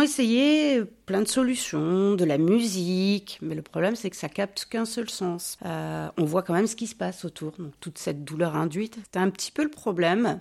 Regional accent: Basque Country, Nouvelle-Aquitaine, France; also born or lived in Bordeaux; now in Villamblard, France; Je suis née à Bordeaux, je suis partie de Bordeaux, j'avais 7 mois, je suis arrivée au Pays Basque, ma famille est originaire de là-bas

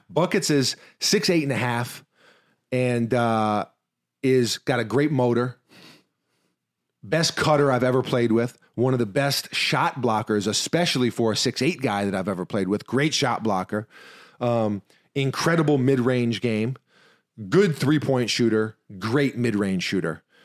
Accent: New York City, New York, United States; I'm also from New York City

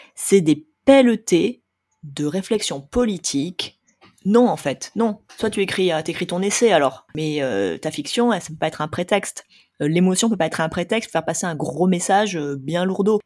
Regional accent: France; on est français

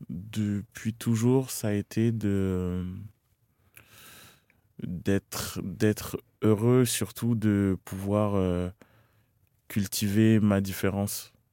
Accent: Cameroon; j'étais camerounais, que mes routes c'était ici, que j'arrivais et que c'était mon accent qui était différent.

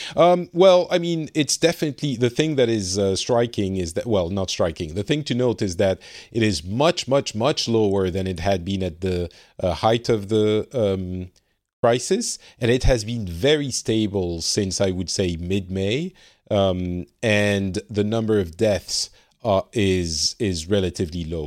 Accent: France; now in Finland; I am from France originally, but currently residing in Finland.

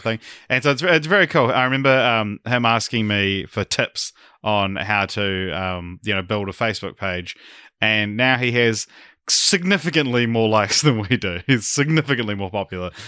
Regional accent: New Zealand; as a Kiwi

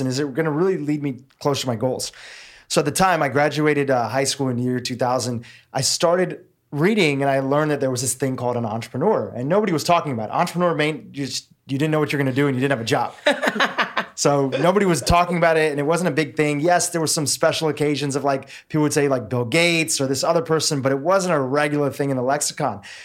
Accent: Nairobi, Kenya; I was born in Nairobi, Kenya. My family is fourth generation Kenyan.

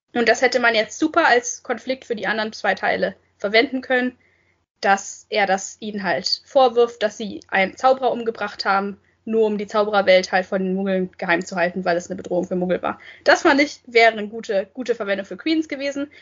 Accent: Germany; als Deutscher

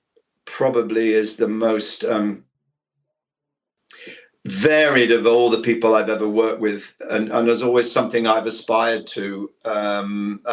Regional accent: Ilkeston, East Midlands, United Kingdom; accent: Ilkeston; moved away; I went to a secondary modern school called Gladstone Boys in Ilkeston in Derbyshire

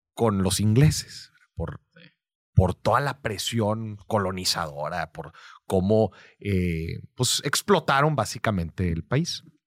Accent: Mexico; el ser mexicano es una carta de presentación

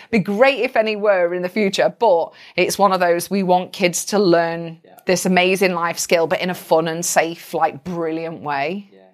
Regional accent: United Kingdom; I'm British

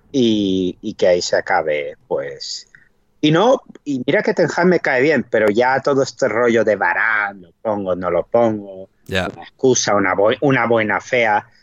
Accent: Rio de Janeiro, Brazil; los que somos de Río de Janeiro.

